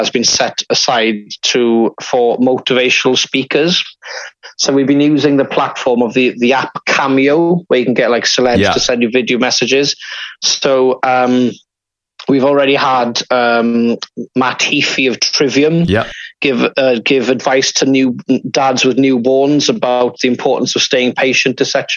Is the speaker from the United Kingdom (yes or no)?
yes; Cardigan, Wales, United Kingdom; I'm from Cardigan originally, hence the accent.